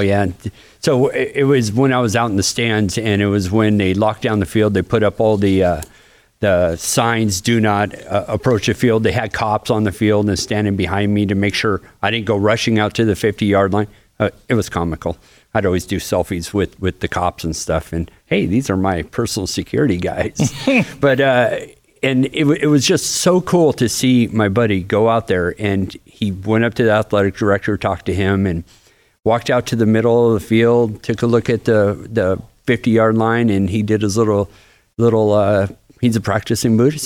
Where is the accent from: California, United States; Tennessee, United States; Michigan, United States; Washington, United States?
Washington, United States; Bremerton; moved away as an adult; now in Florida, United States; that's my hometown